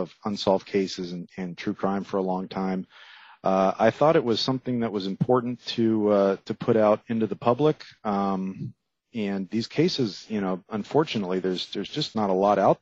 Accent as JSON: {"language": "English", "town": "Miami", "region": "Florida", "country": "United States", "tie": "born or raised there", "said": "I grew up there in Miami"}